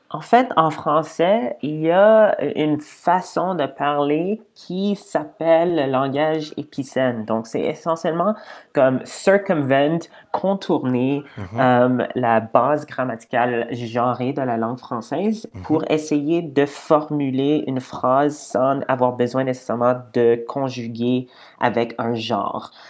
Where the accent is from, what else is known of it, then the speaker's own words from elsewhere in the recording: Edmonton, Alberta, Canada; je viens de, de Edmonton, donc de l'Ouest canadien.